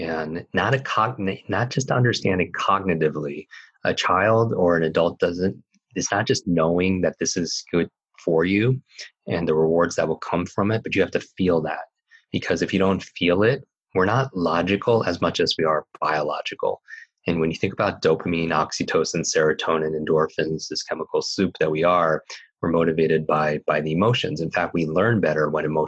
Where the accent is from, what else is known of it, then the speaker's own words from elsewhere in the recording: Northeast, United States; I grew up in the Northeast